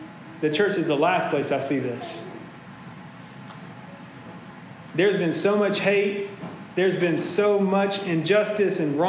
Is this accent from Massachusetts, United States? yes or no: no; Augusta, Georgia, United States; I'm from Augusta, Georgia